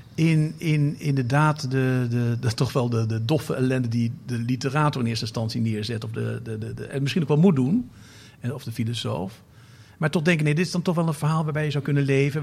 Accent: North Brabant, Netherlands; now in Amsterdam, Netherlands; ik kwam ook uit Brabant

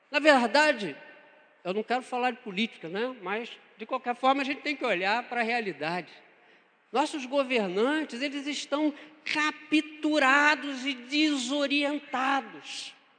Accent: Niterói, Rio de Janeiro, Brazil; sou nascido, criado em Niterói

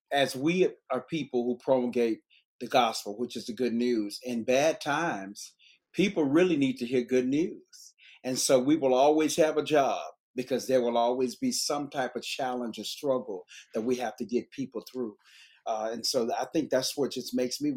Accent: Memphis, Tennessee, United States; I'm from Memphis, Tennessee

